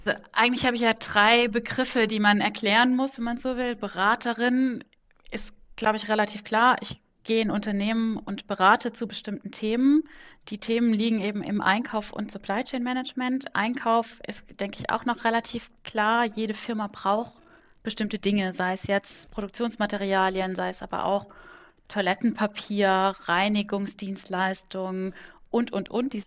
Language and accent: German; Kaiserslautern, Rhineland-Palatinate, Germany; also born or lived in Augsburg / France / Cologne; now in Bonn, Germany; gebürtige Kaiserslauterin